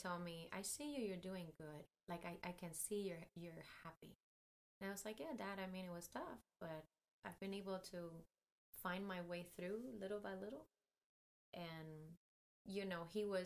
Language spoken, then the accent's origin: English; Cuba; now in United States; my Cuban passport